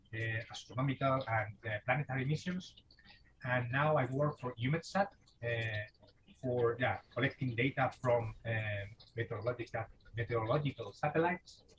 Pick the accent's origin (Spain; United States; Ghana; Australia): Spain; English is a second language; moved away as an adult; now in Germany; Uh, I'm from Spain, but I live in Germany.